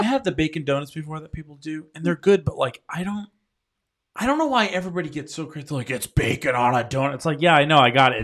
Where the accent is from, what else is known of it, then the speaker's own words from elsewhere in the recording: Rhode Island, United States; now in North Carolina, United States; when I first moved to North Carolina, 'cause I'm from Rhode Island